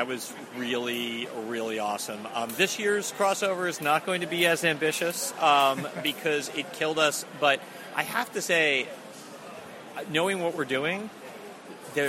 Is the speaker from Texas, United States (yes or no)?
no; Long Island, New York, United States; moved away as an adult; also born or lived in Boston; now in Los Angeles, United States; I grew up on Long Island, and I lived in Boston for 8 years before moving out to Los Angeles.